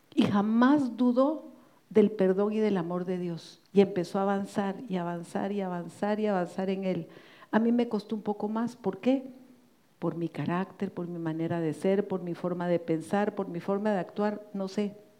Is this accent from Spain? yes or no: no; Guatemala; en mi país, Guatemala